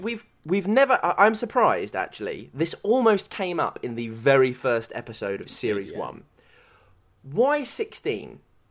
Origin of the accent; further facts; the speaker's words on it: United Kingdom; if people are getting pissed up because we're British, we always just go a bit too hard